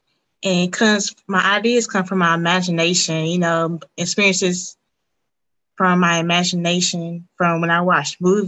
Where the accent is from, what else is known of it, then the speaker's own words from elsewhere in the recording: Western North Carolina, United States; I'm from Western North Carolina